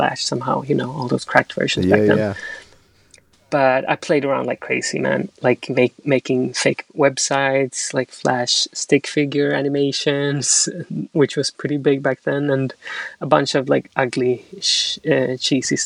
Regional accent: Sweden; also born or lived in Chile; now in London, United Kingdom; I was born in Chile, but I grew up in Sweden.

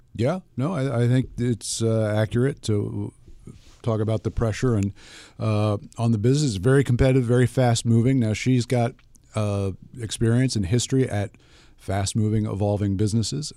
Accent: United States; as an American consumer

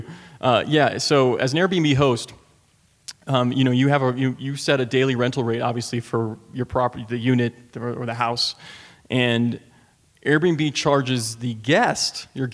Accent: Washington, District of Columbia, United States; my hometown of D.C.

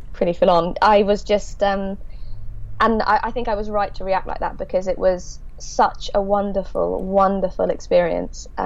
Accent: Devon, South West England, United Kingdom; in Devon, where I'm from

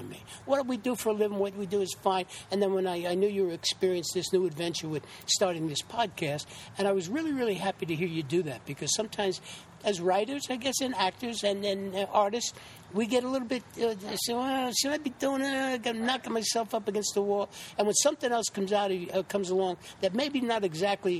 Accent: New York City, New York, United States; also born or lived in Santa Fe, New Mexico / Putnam Lake, New York; I'm originally born and raised in the Bronx, New York

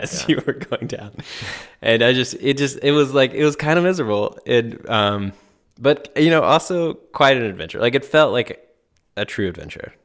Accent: Black Mountain, North Carolina, United States; it literally starts in my hometown, downtown, like on the main strip.

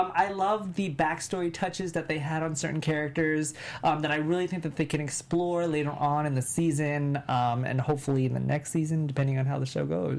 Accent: New York City, New York, United States; I'm born and raised in New York

